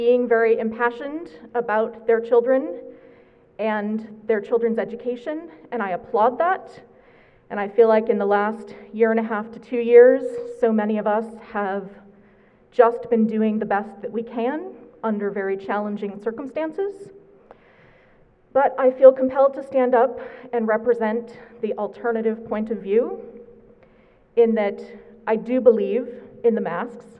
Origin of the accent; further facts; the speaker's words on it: New England, United States; moved away; I'm from New England